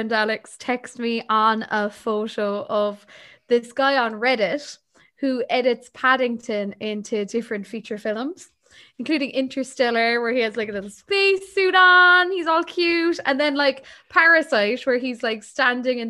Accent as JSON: {"language": "English", "country": "Ireland", "said": "We're Irish"}